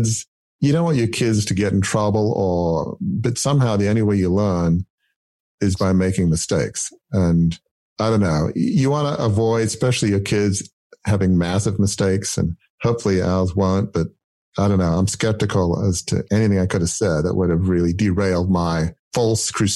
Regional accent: Australia; I grew up in the 70s. And so like a lot of Australians at the time

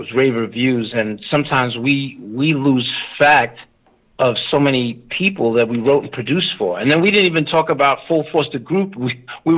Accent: U.S. Virgin Islands; I was born in St. Thomas, Virgin Islands.

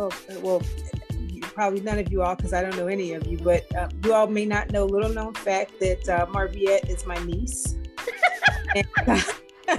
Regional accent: New York City, New York, United States; we're also from New York. I grew up in the Bronx

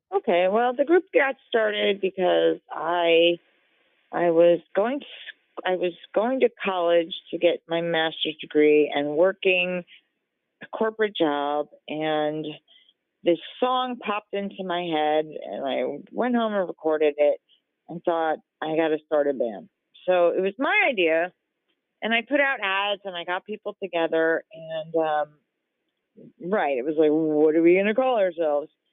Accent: New Jersey, United States; moved away as an adult; also born or lived in New York City / California; I was born and raised in New Jersey, but most of my life was in New York City or out, you know, in boroughs or Hudson County, New Jersey

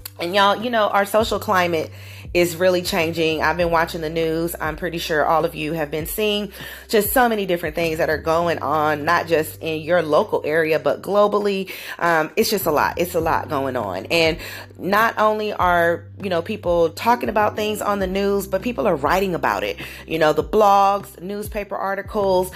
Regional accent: Southern California, United States; moved away; I am originally a West Coast girl, born and raised in Southern Cal, SoCal, as they call it

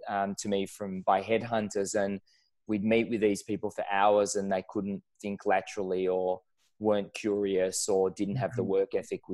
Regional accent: Israel; moved away as an adult; now in Melbourne, Australia; I moved from Israel, where I grew up, to Australia a lot of years ago

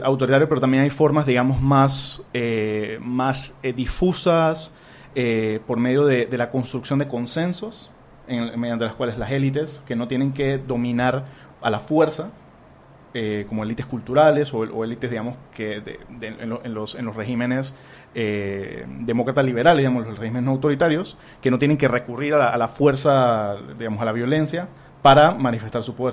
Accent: Panama; yo soy el panameñito

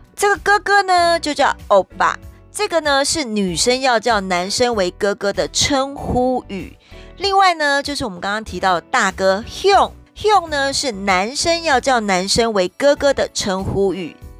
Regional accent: Taiwan; 我们台人

